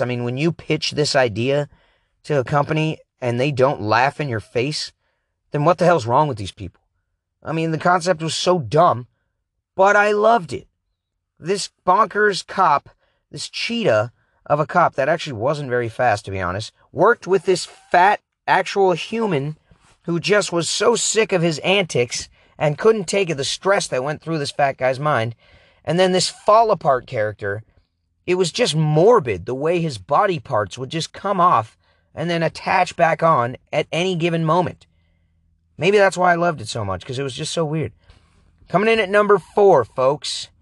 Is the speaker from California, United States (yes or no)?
no; Oregon, United States; I grew up in Oregon